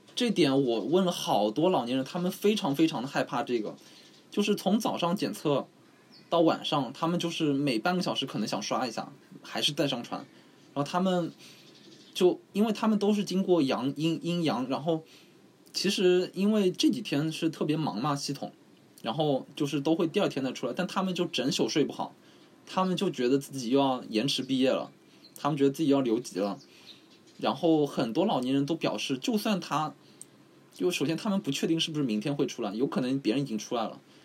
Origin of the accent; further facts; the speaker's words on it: Shanghai, China; 我是上海人